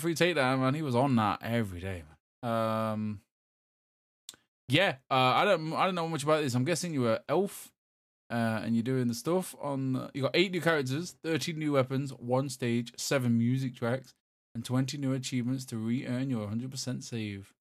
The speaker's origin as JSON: {"language": "English", "town": "Derby", "region": "East Midlands", "country": "United Kingdom", "said": "I'm from Derby"}